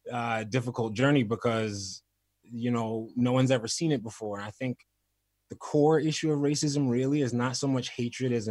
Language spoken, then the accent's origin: English; Crown Heights, New York, United States; born there; Um, my I was born in Crown Heights. I have five older sisters. I have a twin sister and four older sisters that were also born in Crown Heights.